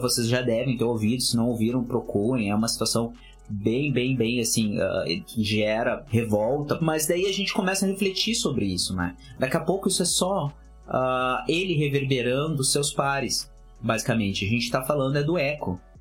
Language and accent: Portuguese; the South, Rio Grande do Sul, Brazil; Eu sou do Sul, moro aqui